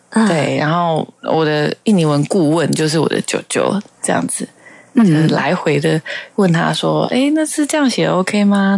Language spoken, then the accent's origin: Chinese; Taiwan; first language Mandarin Chinese and Hakka; 本身是台湾人嘛，对，然后爸爸呢是台湾客家人